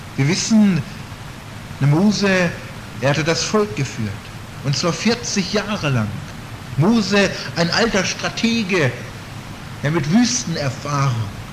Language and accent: German; Northern Germany, Germany; in Norddeutschland, wo ich herkomme